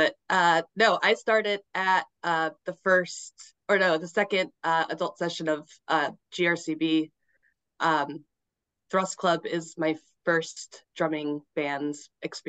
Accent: New York City, New York, United States; moved away as an adult; now in Boston, United States; I'm originally from New York City, born and raised in Manhattan. I moved here after college, because I don't do things right. And I've been here 20 years now

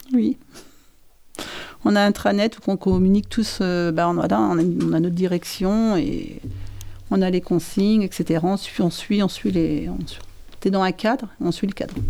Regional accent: the North, Hauts-de-France, France; moved away as an adult; now in Saint-Christol-lez-Alès, France; je viens du Nord et j'ai ouvert Marie dans le Nord

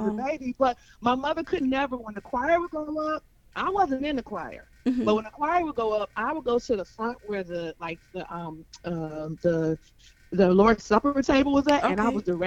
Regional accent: Detroit, Michigan, United States; now in Birmingham, United States; We are originally from Detroit, Michigan

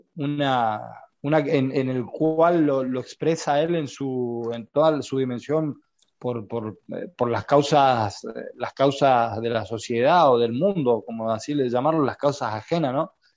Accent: Argentina; siendo argentino

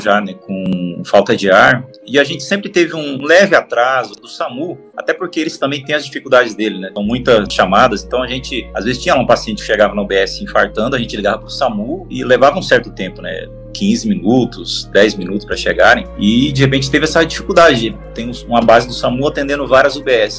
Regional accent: Rondônia, Brazil; moved away as an adult; now in São Paulo, Brazil; Eu venho de Rondônia, né, vim de um outro estado para cá, para São Paulo, assim que eu me formei

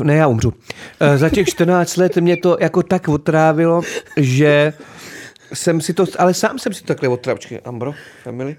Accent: Náchod, Hradec Králové Region, Czechia; já jsem z Náchoda, je město, který miluju, žiju v Náchodě, teďka pořád

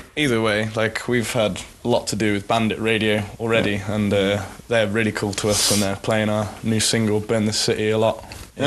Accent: England, United Kingdom; moved away as an adult; now in Sweden; I'm English, but I'm living in Sweden now, so this is like my home country now

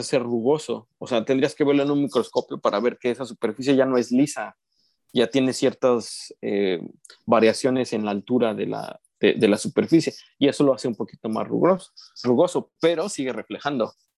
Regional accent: Mexico; yo soy mexicano

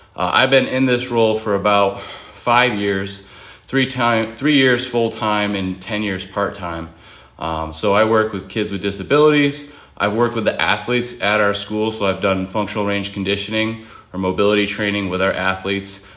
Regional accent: Buffalo, New York, United States; moved away as an adult; now in North Carolina, United States; I'm from Buffalo originally

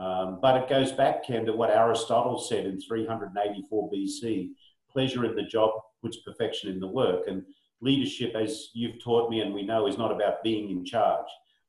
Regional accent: Australia; now in United States; I'm an Aussie. Although when I go back to Australia, my mates pick on me because they think I've got a Yankee accent now.

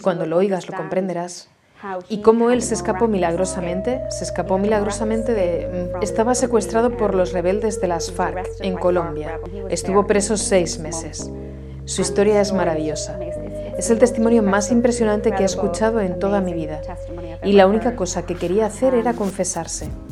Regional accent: Dublin, Leinster, Ireland; Soy de Dublín, Irlanda

